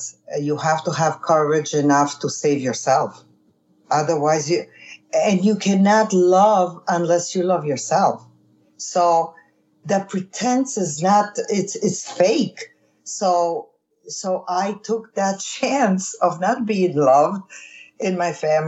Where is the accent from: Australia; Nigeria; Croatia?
Croatia; Susak, Primorje-Gorski Kotar County; moved away; the island where I was born in Susak, Croatia